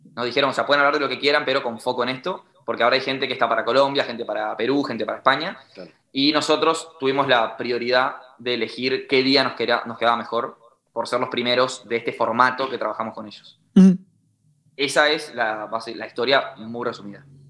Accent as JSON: {"language": "Spanish", "country": "Uruguay", "said": "somos de Uruguay"}